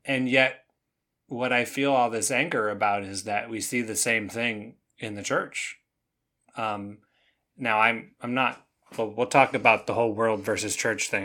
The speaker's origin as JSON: {"language": "English", "country": "Canada", "tie": "born or raised there", "moved": "yes", "lives_now": "United States", "said": "I grew up in Canada"}